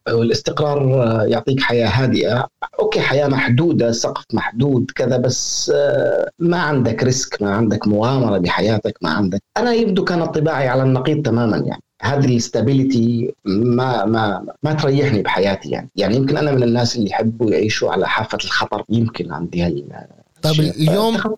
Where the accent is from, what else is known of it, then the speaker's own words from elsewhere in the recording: Syria; moved away; انا كسوري